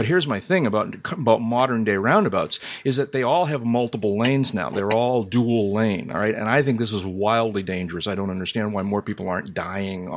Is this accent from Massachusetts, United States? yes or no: yes; Boston, Massachusetts, United States; I grew up in Greater Boston. I learned to drive in Greater Boston